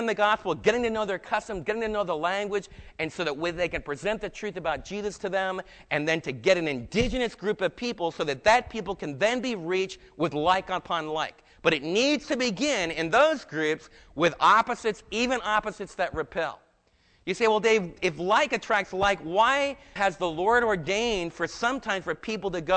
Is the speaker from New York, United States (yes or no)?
yes; New York, United States; also born or lived in New Jersey; now in Texas, United States; as a New Yorker